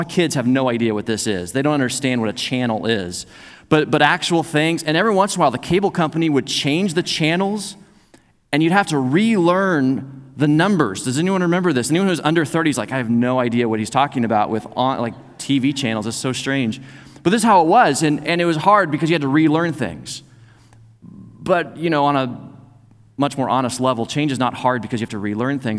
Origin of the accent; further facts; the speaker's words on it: Joplin, Missouri, United States; moved away; also born or lived in Oklahoma; we started contacting folks back in Missouri because I was from Joplin